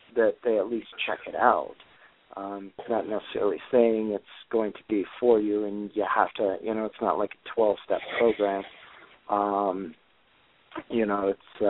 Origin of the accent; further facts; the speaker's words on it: Detroit, Michigan, United States; also born or lived in Royal Oak, Michigan; I'm from Detroit